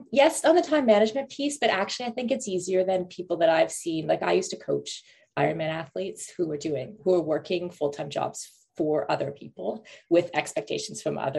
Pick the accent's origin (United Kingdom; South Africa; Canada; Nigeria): Canada; moved away; also born or lived in Middle East / Europe; I'm from Canada originally. I grew up partially in the Middle East and I spent most of my 20s in Europe.